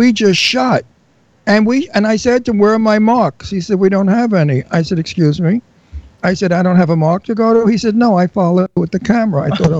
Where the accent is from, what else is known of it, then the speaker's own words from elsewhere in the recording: New York City, New York, United States; accent: Brooklyn; I am from Brooklyn, and I have a Brooklyn accent.